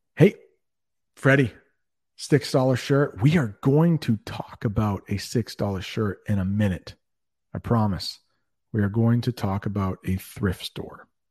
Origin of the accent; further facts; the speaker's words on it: United States; I'm an American